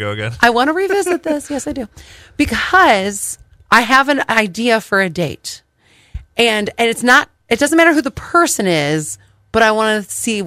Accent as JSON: {"language": "English", "town": "Cleveland", "region": "Ohio", "country": "United States", "tie": "born or raised there", "said": "It was filmed in my hometown. And that's why they have the Christmas Story house there."}